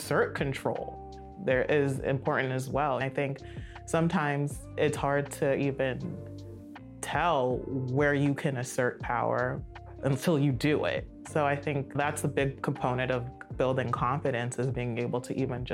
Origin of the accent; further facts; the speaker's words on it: Silver Spring, Maryland, United States; I grew up in Montgomery County, Silver Spring, so it's very diverse